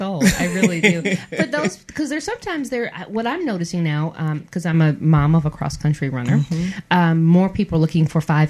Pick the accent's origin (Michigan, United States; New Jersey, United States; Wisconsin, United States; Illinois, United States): Michigan, United States; moved away; Being from Michigan